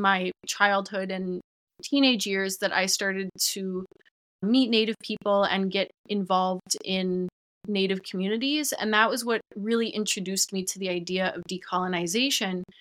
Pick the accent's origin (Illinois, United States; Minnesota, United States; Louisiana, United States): Minnesota, United States; Minneapolis; I grew up in the Twin Cities in Minnesota